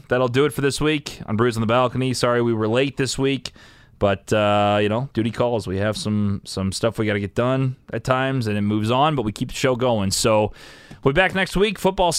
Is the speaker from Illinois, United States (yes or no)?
yes; Illinois, United States; No, Nick, I'm from Illinois.